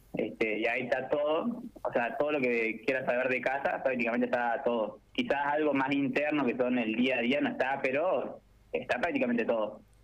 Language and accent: Spanish; General Pico, La Pampa, Argentina; moved away as an adult; now in Córdoba, Argentina; soy de ahí de pico